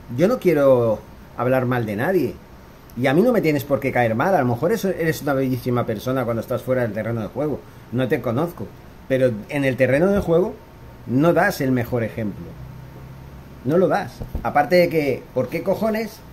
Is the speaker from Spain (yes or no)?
yes; Spain; moved away; Yo, que soy español, que soy de, de ese país